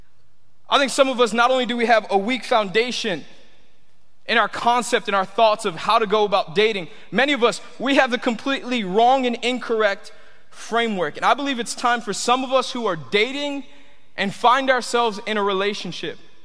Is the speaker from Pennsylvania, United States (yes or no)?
no; Tampa, Florida, United States; also born or lived in Miami; I grew up here in Tampa